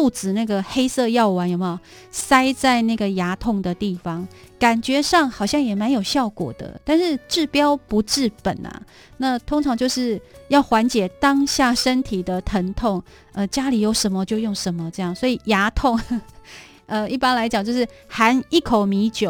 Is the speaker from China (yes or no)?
no; Taiwan; 小时候在部落